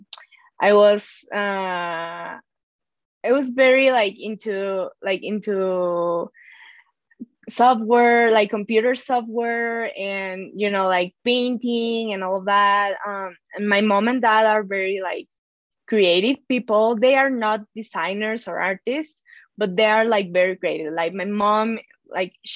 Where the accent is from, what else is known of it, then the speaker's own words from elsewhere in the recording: Mexico; I'm from Mexico.